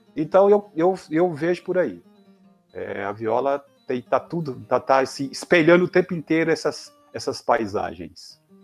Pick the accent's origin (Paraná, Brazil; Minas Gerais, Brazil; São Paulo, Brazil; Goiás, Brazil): Minas Gerais, Brazil; Vale do Jequitinhonha; eu sou do Valdo Jequitinhonha